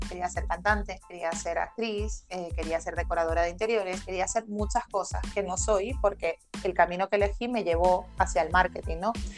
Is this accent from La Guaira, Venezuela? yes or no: yes; La Guaira, Venezuela; now in Spain; soy venezolana, yo nací allí